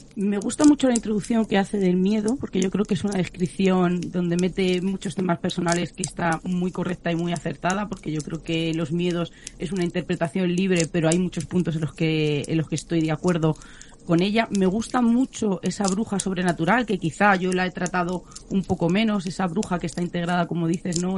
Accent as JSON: {"language": "Spanish", "region": "Extremadura", "country": "Spain", "said": "yo soy de Extremadura"}